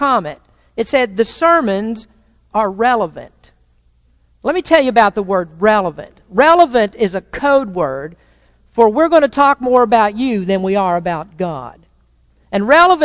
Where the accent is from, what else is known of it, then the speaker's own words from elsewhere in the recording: the South, United States; now in Santa Rosa, United States; I'm from the South, and our neighborhoods in the South are dotted with churches.